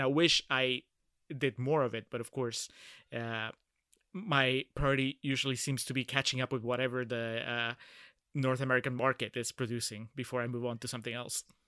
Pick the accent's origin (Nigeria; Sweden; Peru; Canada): Peru; Lima; now in Texas, United States; I'm originally from Peru and, uh, I grew up in the capital